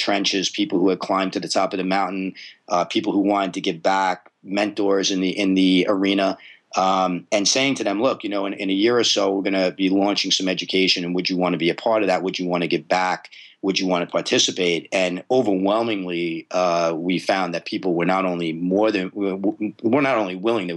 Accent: New York City, New York, United States; moved away; I am a native New Yorker. I'm Brooklyn and Staten Island, spent most of my life in New York

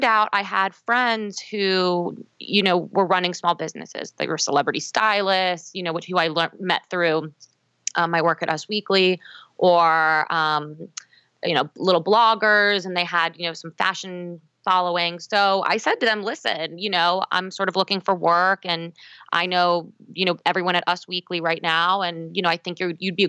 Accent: Baltimore, Maryland, United States; moved away as an adult; also born or lived in Los Angeles; I'm from Baltimore, so I recently moved back to my hometown

